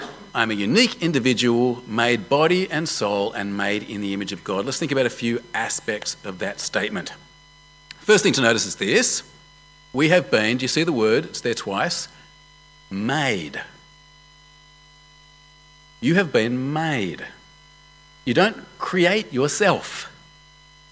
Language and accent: English; Australia; I am an Australian man of Jewish heritage